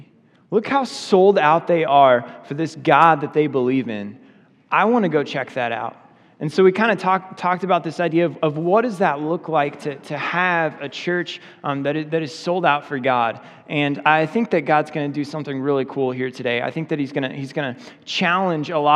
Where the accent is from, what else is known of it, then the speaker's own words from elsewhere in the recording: Oregon, United States; I grew up in Oregon, which is like an unchurched state